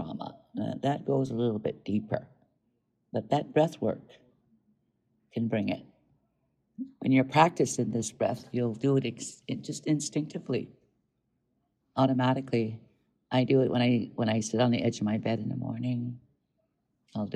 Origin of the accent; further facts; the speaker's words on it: Southern Alberta, Canada; moved away; also born or lived in Montana, United States; Most of my life I was raised in Southern Alberta and Canada, and if I wasn't there, then I was in Montana where my grandmother lives